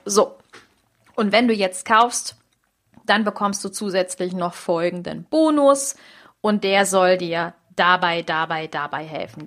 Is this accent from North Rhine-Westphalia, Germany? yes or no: yes; Düsseldorf, North Rhine-Westphalia, Germany; moved away; in Düsseldorf, meine Heimatstadt